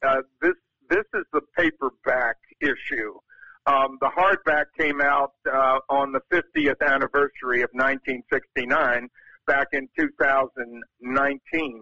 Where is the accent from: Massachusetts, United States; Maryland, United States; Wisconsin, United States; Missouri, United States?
Maryland, United States; Baltimore; moved away; also born or lived in New York; my hometown team, the Baltimore Orioles, having grown up there